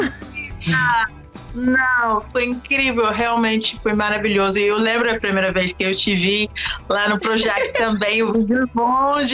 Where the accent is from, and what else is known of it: London, United Kingdom; born or raised there; moved away as an adult; also born or lived in Oxford / Washington, D.C. / Peru